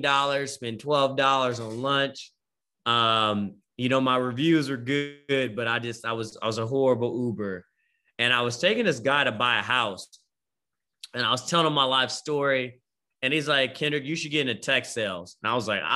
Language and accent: English; Bay Area, California, United States; moved away as an adult; also born or lived in Richmond, California / Vallejo, California / Oakland, California / Stockton, California; now in Austin, United States; I'm from the Bay Area, right? Born and raised. We moved around a lot